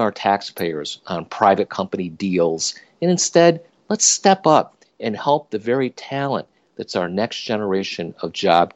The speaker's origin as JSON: {"language": "English", "region": "upstate New York", "country": "United States", "tie": "born or raised there", "also_born_or_lived": "Silicon Valley, California", "said": "I moved my family from Silicon Valley back to my hometown in upstate New York"}